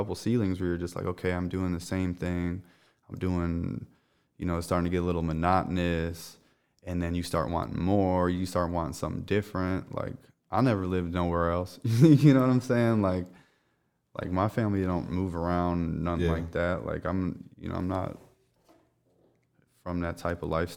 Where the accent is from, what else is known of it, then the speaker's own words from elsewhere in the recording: Chicago, Illinois, United States; moved away as an adult; also born or lived in Hollywood; now in Los Angeles, United States; I was born and raised in Chicago